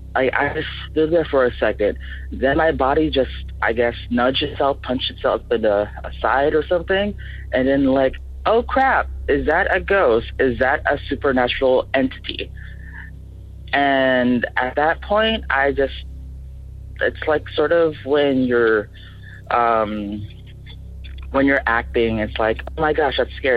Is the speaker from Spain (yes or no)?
no; Philippines; now in Tacoma, United States; I come from the Philippines, but I currently reside in Tacoma, Washington